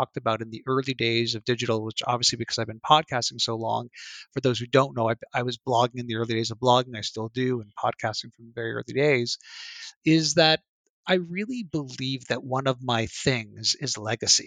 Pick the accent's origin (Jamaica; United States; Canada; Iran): Canada; I'm Canadian